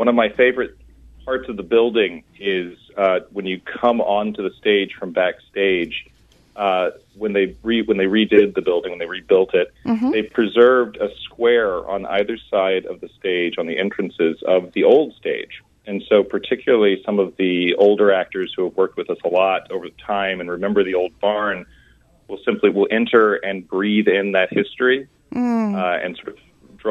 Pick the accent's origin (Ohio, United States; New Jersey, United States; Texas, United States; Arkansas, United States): Arkansas, United States; moved away as an adult; also born or lived in Minnesota / Chicago / Mill Valley, California; I'm originally from Arkansas.